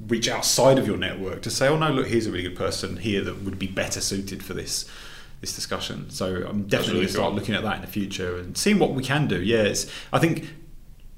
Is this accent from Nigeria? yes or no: no; England, United Kingdom; now in Glasgow, United Kingdom; being an English guy up here